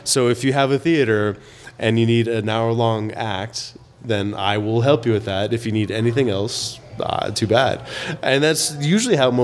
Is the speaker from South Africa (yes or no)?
no; Colorado, United States; I grew up in Colorado